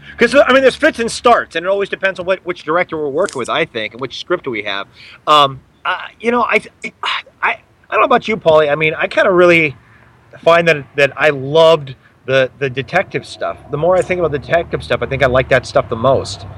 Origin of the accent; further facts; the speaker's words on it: Los Angeles, California, United States; growing up in Los Angeles